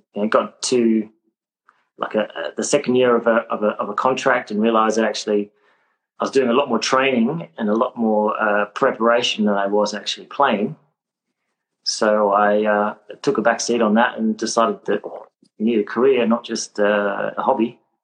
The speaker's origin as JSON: {"language": "English", "town": "Adelaide", "region": "South Australia", "country": "Australia", "tie": "born or raised there", "also_born_or_lived": "Sydney", "moved": "as an adult", "said": "I was born in Adelaide. I'm South Australian. Uh, grew up in Adelaide"}